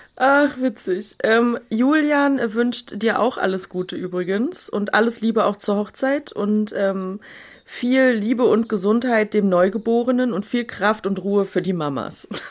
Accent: Berlin, Germany; aber Urberliner Jöre. Also, ne, hier geboren, aufgewachsen, nicht in Neukölln, aber in einem anderen, nicht ganz so schlimmen Ghetto

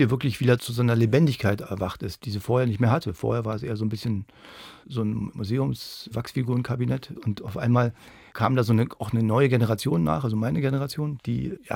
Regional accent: East Germany, Germany; Grunde sind wir ja alle Ostdeutsche geworden, nachdem die DDR verschwunden war.

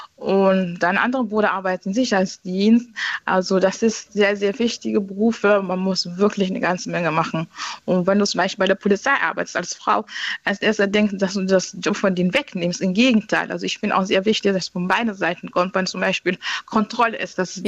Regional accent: Eritrea; German is a second language; now in Bremen, Germany; Ich komme aus Afrika, also ja, aus, äh, wie sagt man, aus äh, ähm, nicht äh, Nordafrika, also, also Eritrea

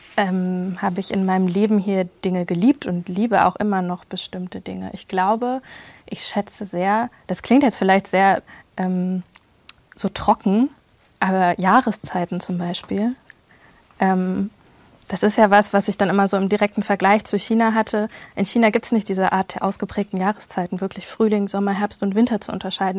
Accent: Germany; ich eigentlich in einer relativ heilen Welt aufgewachsen bin in Deutschland

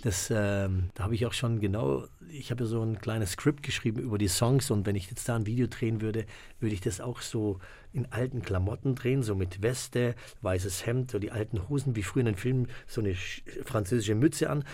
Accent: Germany; wir hier, die hier aufgewachsen sind in Deutschland

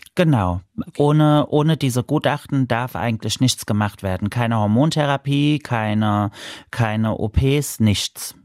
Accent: Mainz, Rhineland-Palatinate, Germany; Ich komme aus Mainz

